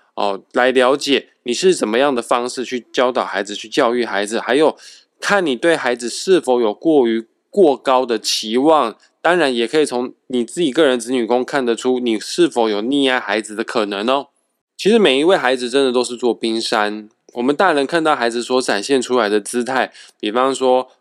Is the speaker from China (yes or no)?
no; Kaohsiung, Taiwan; 我的家乡高雄